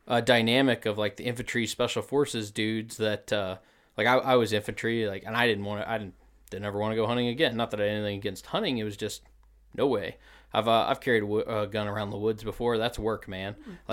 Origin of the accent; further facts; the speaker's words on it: Missouri, United States; now in Wisconsin, United States; So I did not grow up in Wisconsin. I grew up in the Ozarks of Missouri.